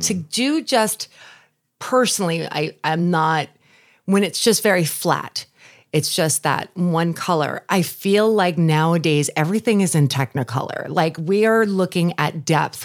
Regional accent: Long Island, New York, United States; moved away; I grew up on Long Island. I'm a New Yorker

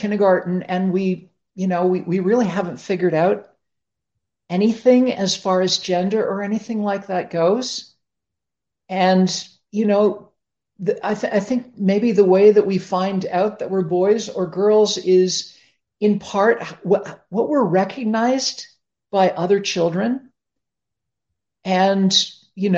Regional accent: Toronto, Ontario, Canada; I grew up in Toronto, Canada

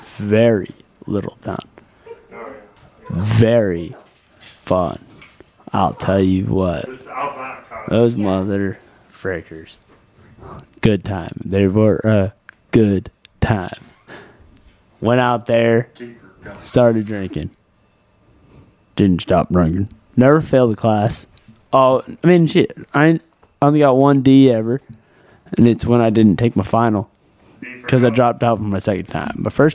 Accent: Texas, United States; I'm from Texas.

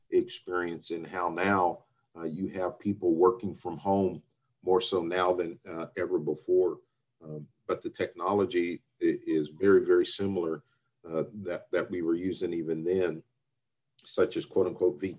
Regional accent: Anchorage, Alaska, United States; born there; also born or lived in Italy / Pakistan; grew up all over the place. Um, uh, was uh, born in Anchorage, Alaska, lived in Italy, lived in Pakistan, um

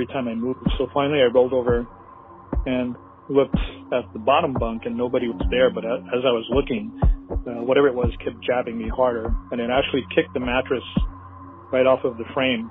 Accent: Honolulu, Hawaii, United States; I'm from Honolulu, Hawaii

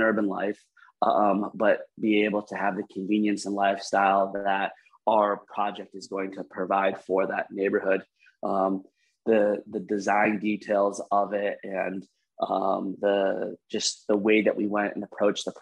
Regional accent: Cleveland, Ohio, United States; moved away; I grew up in Cleveland, came back to Cleveland.

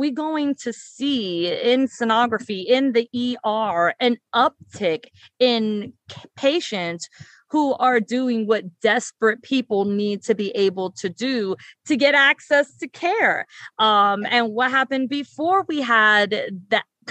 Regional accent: New York City, New York, United States; I was born and raised in the South Bronx

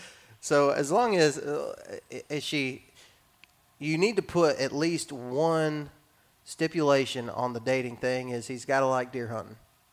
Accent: Texas, United States; I was raised in West Texas, and so my dad was on a lease, and we'd go sit in a deer blind, and we'd see deer.

